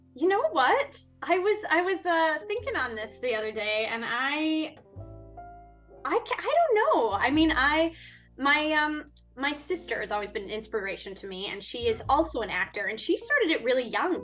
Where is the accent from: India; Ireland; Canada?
Canada; Winnipeg, Manitoba; moved away as an adult; now in Vancouver, Canada; I'm originally from Winnipeg, so I went to the University of Winnipeg